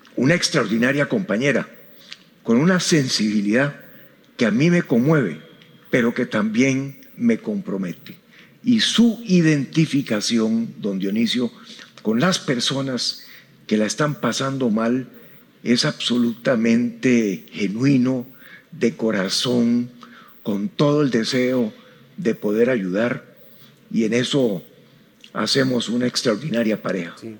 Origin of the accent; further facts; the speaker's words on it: Costa Rica; soy un centroamericano nacido en Costa Rica